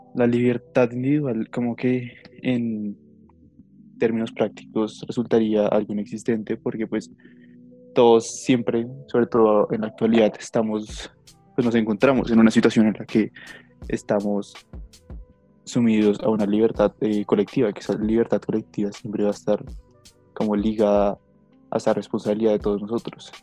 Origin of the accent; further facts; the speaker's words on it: Colombia; Somos colombianos, somos de una nación